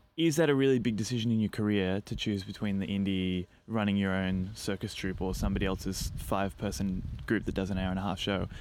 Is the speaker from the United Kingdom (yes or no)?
no; Australia; being Australian